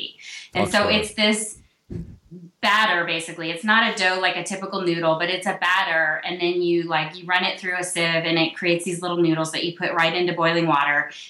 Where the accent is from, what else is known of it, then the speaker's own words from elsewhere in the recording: the South, United States; I grew up in the South